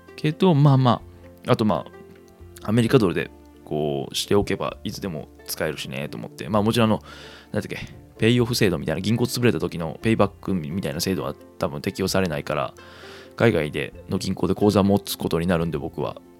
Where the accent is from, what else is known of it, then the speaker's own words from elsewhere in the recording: Kansai, Japan; moved away; 生まれも育ちも関西という生粋の関西人